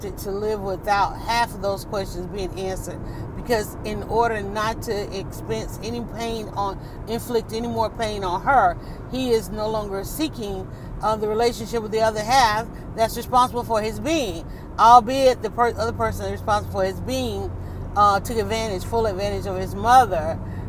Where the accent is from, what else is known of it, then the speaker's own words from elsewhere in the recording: Atlanta, Georgia, United States; I'm from Atlanta, so I know the back roads